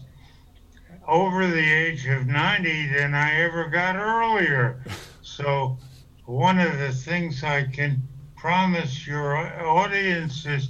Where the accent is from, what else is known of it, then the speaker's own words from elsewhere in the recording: Hartford, Connecticut, United States; also born or lived in New Britain, Connecticut; I was born in Hartford, Connecticut in March 20th, 1926